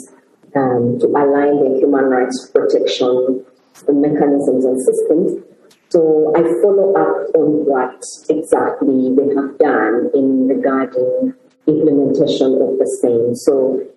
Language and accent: English; Kilembe, Western Region, Uganda; moved away as an adult; also born or lived in Zambia; I was born and bred. I grew up in Uganda. I was born in a small town called Kilembe